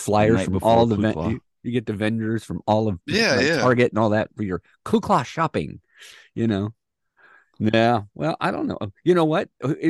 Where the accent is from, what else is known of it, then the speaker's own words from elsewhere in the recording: Midwest, United States; And I grew up in the Midwest